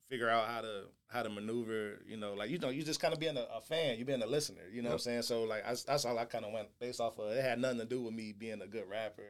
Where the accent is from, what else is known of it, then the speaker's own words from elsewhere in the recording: Atlanta, Georgia, United States; also born or lived in Tuscaloosa, Alabama / Flint, Michigan; I was born in Tuscaloosa, and then I was raised in Atlanta, Georgia.